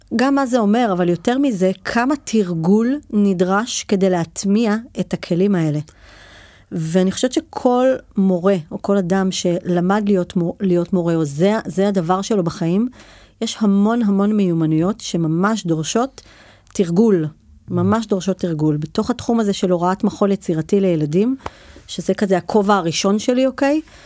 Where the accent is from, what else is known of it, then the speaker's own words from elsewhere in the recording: Shlomi, Northern District, Israel; גדלתי כילדה בצפון הרחוק, בשלומי